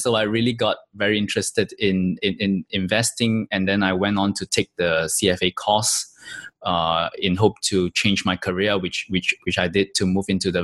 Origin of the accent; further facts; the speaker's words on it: Malaysia; moved away; also born or lived in Singapore; my home country in Malaysia